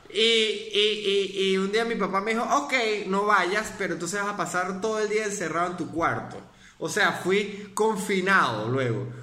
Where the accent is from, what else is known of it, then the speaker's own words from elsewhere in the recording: Mérida, Venezuela; soy de Mérida y los andinos